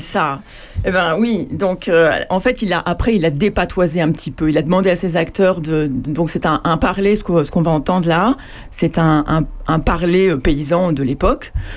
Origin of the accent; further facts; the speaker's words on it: Paris, Île-de-France, France; also born or lived in Normandy; Moi, je suis né à Paris, mais mais euh, j'ai passé beaucoup de temps en Normandie